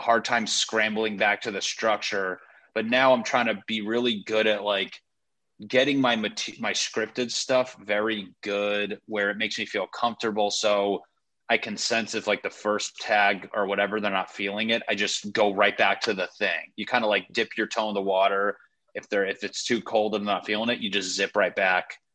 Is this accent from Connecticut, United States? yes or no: yes; Connecticut, United States; moved away as an adult; also born or lived in Los Angeles; I'm from Connecticut.